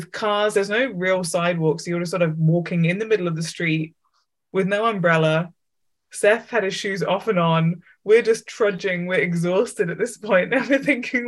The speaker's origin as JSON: {"language": "English", "region": "England", "country": "United Kingdom", "said": "I was from England"}